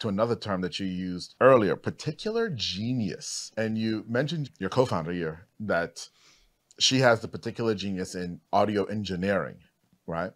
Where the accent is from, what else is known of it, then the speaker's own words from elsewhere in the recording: Trinidad & Tobago; I'm actually from Trinidad, too